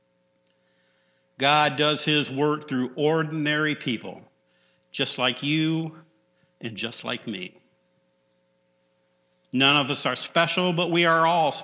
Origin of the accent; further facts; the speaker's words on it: Penfield, United States; growing up in Penfield next to Bailey Park